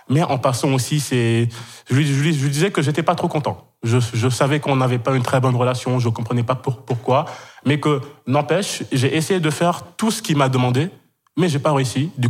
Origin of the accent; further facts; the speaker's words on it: Kenya; moved away as an adult; also born or lived in Senegal; now in France; je suis sénégalais d'origine, j'ai grandi 12 ans au Kenya, j'ai fait toute, toute ma scolarité là-bas dans un lycée français, et du coup, ben, après, directement après le bac, je suis arrivé en France.